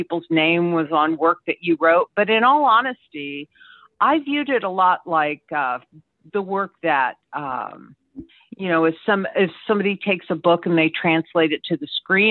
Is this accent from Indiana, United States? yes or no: yes; Indiana, United States; I'm originally from Indiana